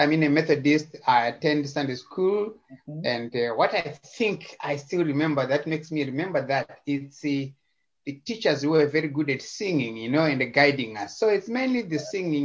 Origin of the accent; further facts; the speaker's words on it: Zimbabwe; also born or lived in Chegutu, Zimbabwe; I was born in Zimbabwe in a small town called Chegutu in the central of Zimbabwe